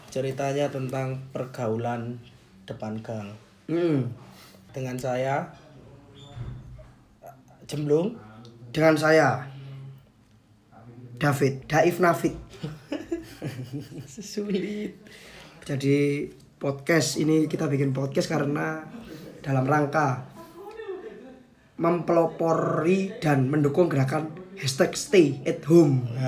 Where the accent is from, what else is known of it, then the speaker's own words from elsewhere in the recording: Surabaya, East Java, Indonesia; now in Malang, Indonesia; aku pas cilianku sih urip nang Surabaya waktu cilik ha cuma aku lahir Malang